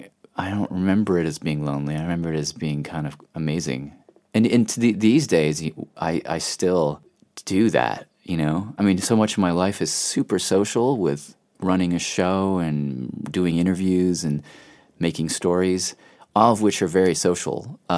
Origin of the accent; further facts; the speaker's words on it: Nashville, Tennessee, United States; my dad lives in Nashville again. So we all moved away, and then he kind of is now back there.